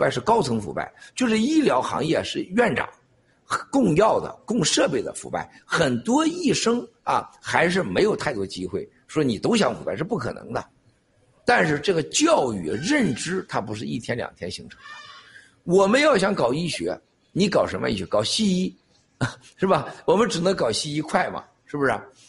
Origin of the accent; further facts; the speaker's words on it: China; 经历几千年，我们中国人是什么学呀？